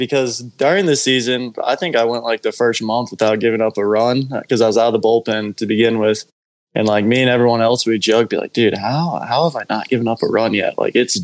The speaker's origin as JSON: {"language": "English", "town": "Piedmont", "region": "Oklahoma", "country": "United States", "said": "I'm from Piedmont, so kind of knew a lot of people around the Edmond area"}